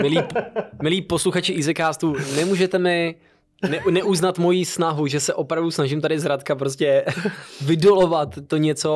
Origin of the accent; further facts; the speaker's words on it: Hradec Králové, Hradec Králové Region, Czechia; u nás v Hradci Králové na Velkém náměstí